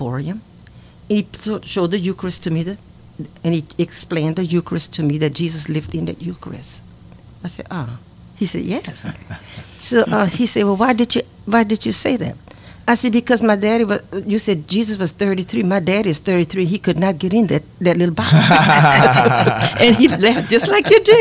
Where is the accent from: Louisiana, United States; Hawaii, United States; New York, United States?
Louisiana, United States; Grand Coteau; I was living in Grand Coteau, Louisiana. I was born in Grand Coteau